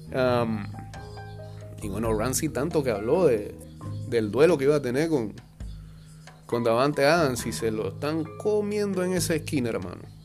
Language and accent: Spanish; Panama; somos más del Caribe o del sur que de, Centroamérica